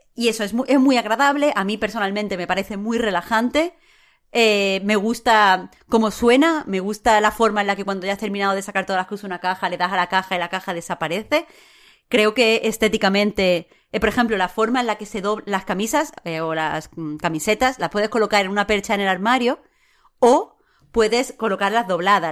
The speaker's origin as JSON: {"language": "Spanish", "region": "Andalusia", "country": "Spain", "said": "como mujer, o como persona en España, o como andaluza"}